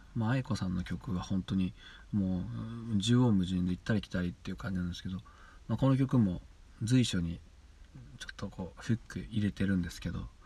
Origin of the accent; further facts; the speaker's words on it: central Niigata Prefecture, Japan; 僕あの新潟県の,、ね、あの真ん中ぐらいの、うん、ちょうど真ん中ぐらい のところの出身なんですけど出身でま在住